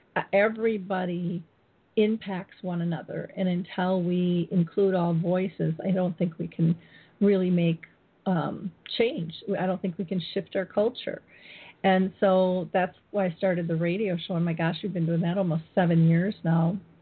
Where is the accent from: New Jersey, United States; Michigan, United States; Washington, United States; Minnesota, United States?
Minnesota, United States; my hometown in Minnesota